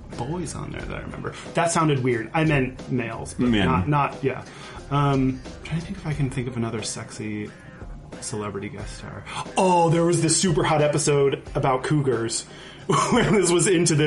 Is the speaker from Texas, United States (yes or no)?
yes; outside of Houston, Texas, United States; moved away as an adult; also born or lived in Austin, Texas / Seattle; I grew up outside of Houston, and even though it was still in Texas